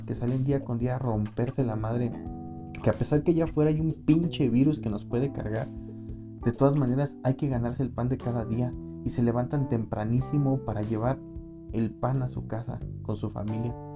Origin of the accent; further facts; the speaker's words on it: Michoacán, Mexico; now in Morelia, Mexico; soy de Michoacán